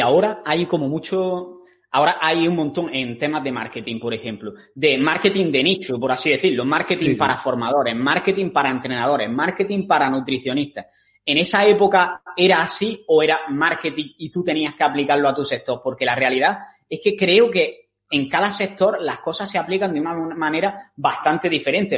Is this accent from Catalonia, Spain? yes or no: no; Granada, Andalusia, Spain; moved away; los dos somos de Granada